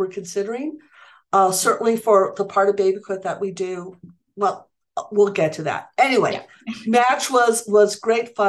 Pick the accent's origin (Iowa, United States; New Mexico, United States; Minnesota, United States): New Mexico, United States; Santa Fe; Santa Fe at the time, which is my hometown.